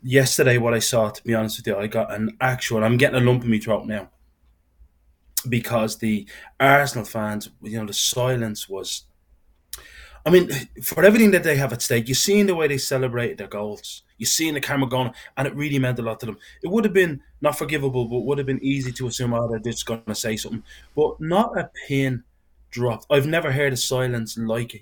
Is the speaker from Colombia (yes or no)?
no; Dublin, Leinster, Ireland; I'm from Dublin